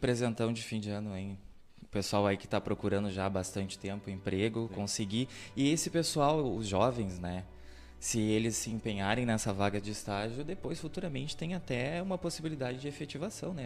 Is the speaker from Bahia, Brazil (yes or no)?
yes; Camacã, Bahia, Brazil; moved away as an adult; Eu fui um jovem que saí de Camacô pra estudar fora